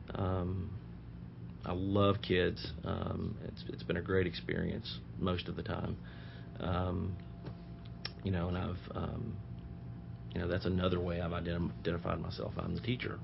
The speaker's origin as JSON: {"language": "English", "town": "Nashville", "region": "Tennessee", "country": "United States", "tie": "born or raised there", "said": "I'm I'm local. I grew up in Nashville."}